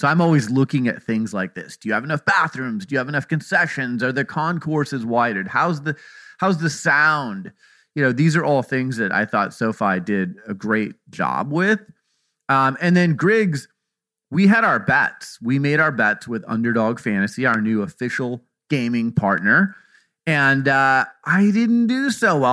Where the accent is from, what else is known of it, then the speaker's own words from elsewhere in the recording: Arizona, United States; I'm from Arizona